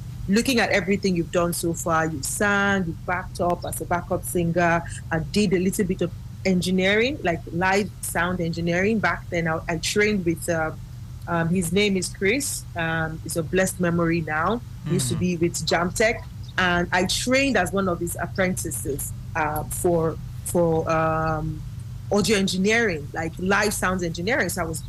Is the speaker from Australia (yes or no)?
no; Nigeria; now in Ghana; As a matter of fact, I moved out from Nigeria to Ghana at the time, and I would come to Nigeria every 3 months just for that training.